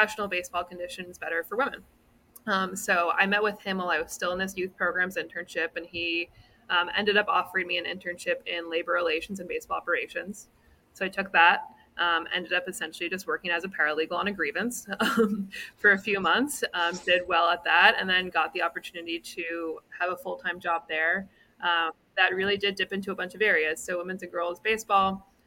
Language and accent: English; Canada; moved away; I'm from Canada originally